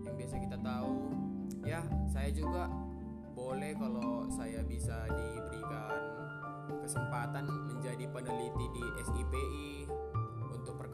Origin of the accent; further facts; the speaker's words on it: Pematangsiantar, North Sumatra, Indonesia; saya asal Pematang Siantar.